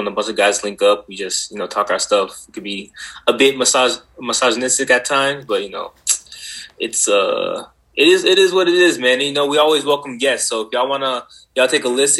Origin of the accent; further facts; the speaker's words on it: Georgia, United States; moved away as an adult; also born or lived in Boston, Massachusetts; now in Arizona, United States; I was born in Boston, Massachusetts. My parents decided to dip when I was 3. We headed down to Georgia, and I grew up there most of my life.